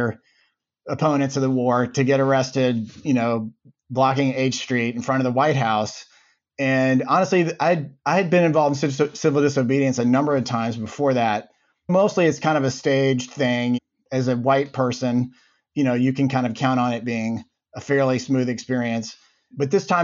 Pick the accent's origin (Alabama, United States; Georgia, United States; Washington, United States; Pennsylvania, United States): Alabama, United States; Birmingham; moved away as an adult; also born or lived in Cambridge, Massachusetts; I grew up in Birmingham, Alabama.